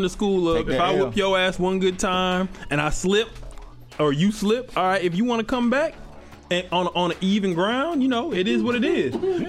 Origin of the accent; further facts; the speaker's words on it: Detroit, Michigan, United States; I'm from Detroit.